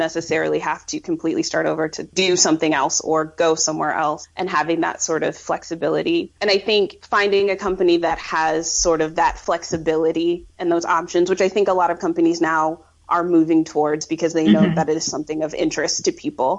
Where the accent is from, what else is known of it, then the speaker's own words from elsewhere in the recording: Colorado, United States; moved away as an adult; now in Brussels, Belgium; I grew up in Colorado, and I never really felt like I fit into the Colorado vibe